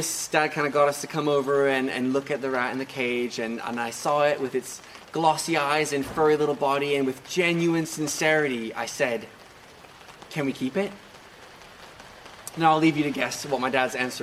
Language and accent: English; Macau; now in England; when I was growing up in Macau, when I was about 7 or 8 years old, we moved house.